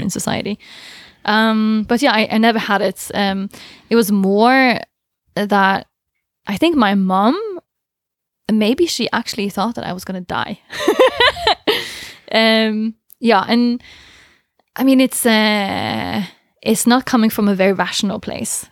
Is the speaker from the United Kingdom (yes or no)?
no; Southern Norway, Norway; I'm from the south